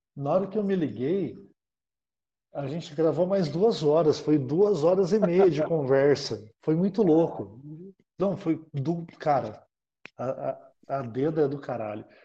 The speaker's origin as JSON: {"language": "Portuguese", "country": "Brazil", "said": "a gente, como brasileiro"}